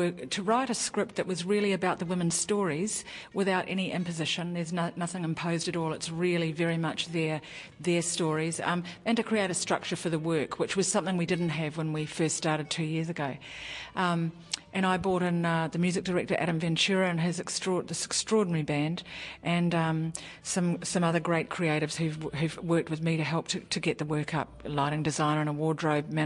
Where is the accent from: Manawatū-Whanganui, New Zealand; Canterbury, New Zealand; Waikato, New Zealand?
Manawatū-Whanganui, New Zealand; Whanganui; moved away as an adult; also born or lived in Wellington, New Zealand / Auckland, New Zealand / Australia; I was born in Wellington and grew up in Whanganui in Auckland